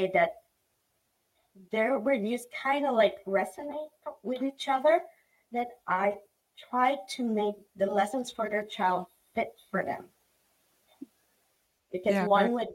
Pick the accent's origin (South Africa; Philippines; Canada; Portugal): Philippines; now in United States; I was born and raised in the Philippines.